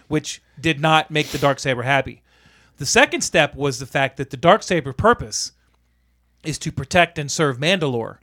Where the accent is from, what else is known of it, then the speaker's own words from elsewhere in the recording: United States; as an American